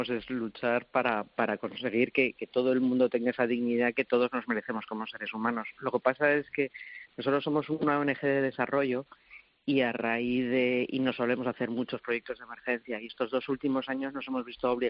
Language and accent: Spanish; Spain; yo creo que es de lo que más orgulloso me puedo sentir, de, cómo, cómo somos los españoles, cómo reaccionamos cuando hay necesidad.